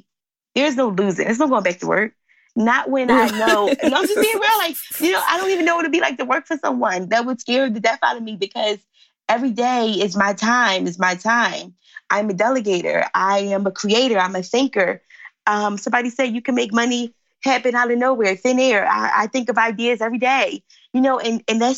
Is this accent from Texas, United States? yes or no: no; Philadelphia, Pennsylvania, United States; I live in Philly. I'm from Philly